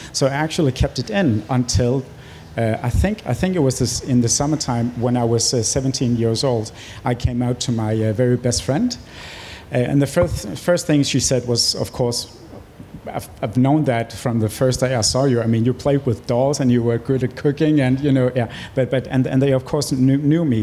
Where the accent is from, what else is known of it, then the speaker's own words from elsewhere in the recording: Greenland; also born or lived in Nuuk; my family moved from my uh, birth town to the Greenland uh, capital in Nuuk